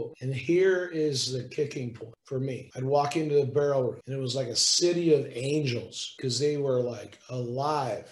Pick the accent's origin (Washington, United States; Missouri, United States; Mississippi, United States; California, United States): Washington, United States; Wenatchee; my hometown of Wenatchee, Washington